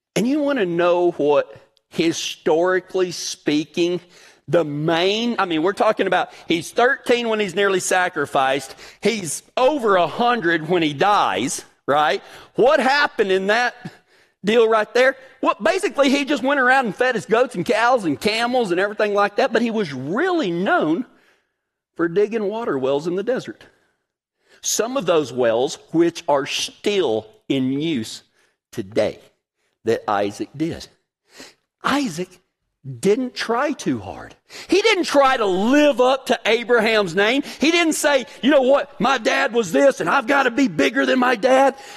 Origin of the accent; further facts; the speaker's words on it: Big Lake, Texas, United States; I'm from a really small town in West Texas, Big Lake, Texas